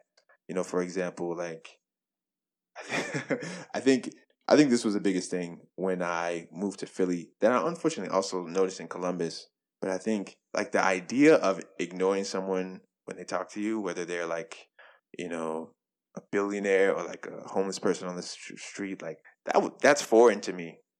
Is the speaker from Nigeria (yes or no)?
yes; Nigeria; I'm Nigerian, Muslim, you know, rot, smelly looking jollof rice to lunch with like lamb and goat.